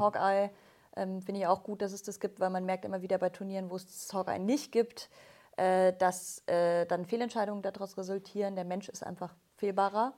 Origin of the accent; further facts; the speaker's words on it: Bavaria, Germany; mich als Bayerin